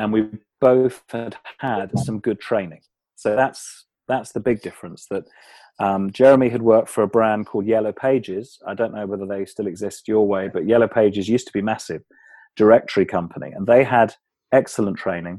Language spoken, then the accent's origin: English; Kent, South East England, United Kingdom; I grew up in England, in the county of Kent, which is just south of London. And I still live in Kent now